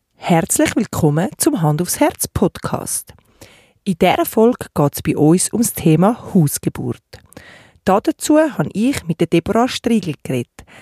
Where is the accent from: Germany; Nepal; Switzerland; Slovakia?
Switzerland; Bei uns in der Schweiz